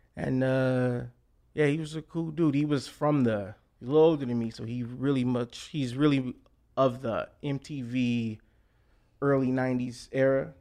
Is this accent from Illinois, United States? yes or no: yes; Chicago, Illinois, United States; also born or lived in Hazel Crest, Illinois; born and raised in Chicago